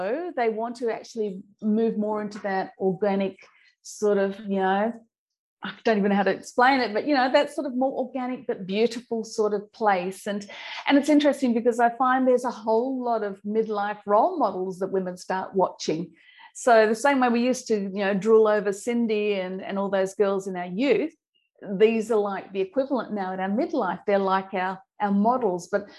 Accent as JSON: {"language": "English", "country": "Australia", "accent": "Australian", "said": "I'll give you my old Aussie accent here, we call them Shazza. Shazza's the Sheila, you know, the Sheila that, you know, goes, I've still got the Aussie twang in there, yeah."}